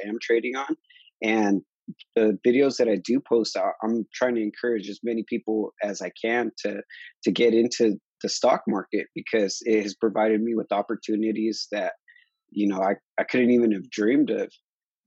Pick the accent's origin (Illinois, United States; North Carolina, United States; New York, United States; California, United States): California, United States; Harbor area of; I'm from the Harbor area of California